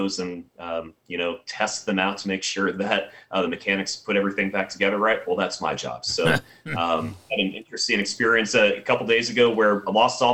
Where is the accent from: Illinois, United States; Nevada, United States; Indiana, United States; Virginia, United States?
Virginia, United States; So I grew up in Virginia, and I was up in Arlington when September 11th happened